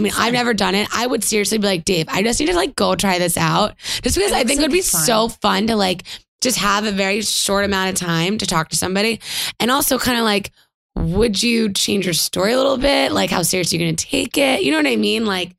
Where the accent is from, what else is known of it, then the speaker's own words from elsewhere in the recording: Canada; We are from Canada.